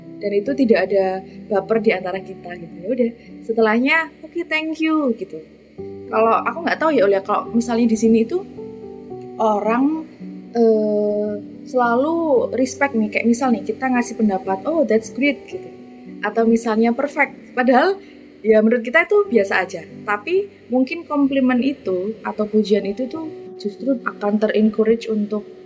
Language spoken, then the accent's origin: Indonesian; Jombang, East Java, Indonesia; accent: medok; moved away as an adult; now in Leeds, United Kingdom; dari Jombang Jawa Timur